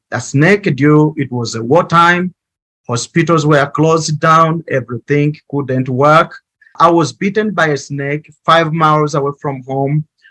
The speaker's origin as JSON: {"language": "English", "country": "Uganda", "tie": "born or raised there", "moved": "yes", "lives_now": "Kigali, Rwanda", "said": "I grew up in Uganda"}